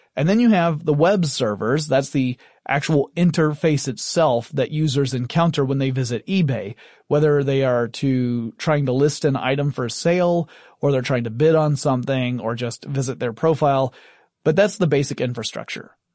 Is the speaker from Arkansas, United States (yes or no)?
no; Atlanta, Georgia, United States; Atlanta, Georgia, my hometown